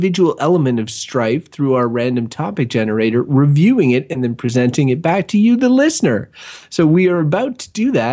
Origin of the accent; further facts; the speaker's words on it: Wakefield, Quebec, Canada; I grew up in Wakefield, which is a town outside of Ottawa